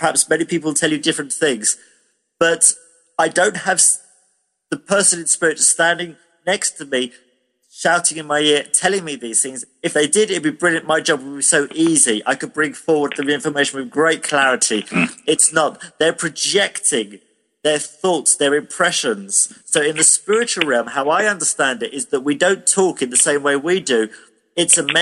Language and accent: English; United Kingdom; I'm British